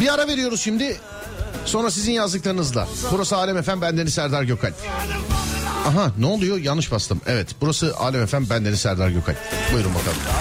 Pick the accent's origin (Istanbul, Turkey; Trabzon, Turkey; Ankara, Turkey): Istanbul, Turkey; Bir İstanbullu olarak